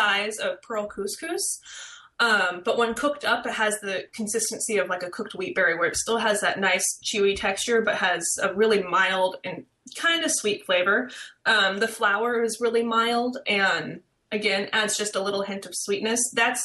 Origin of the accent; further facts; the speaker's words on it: Midwest, United States; growing up in the Midwest, we'd always travel, do vacations, and we'd pass fields of sorghum